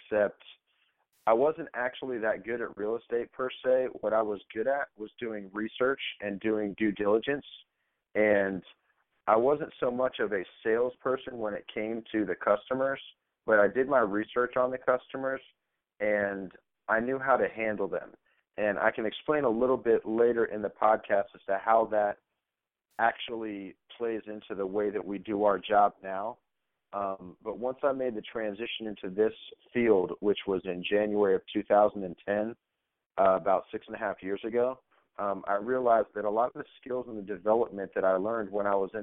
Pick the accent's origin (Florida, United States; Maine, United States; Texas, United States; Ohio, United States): Florida, United States; Tampa; also born or lived in Orlando; I'm a Tampa boy. I'm from South Tampa. I, went to Plant High School, lived in South Tampa or Davis Island pretty much my whole life.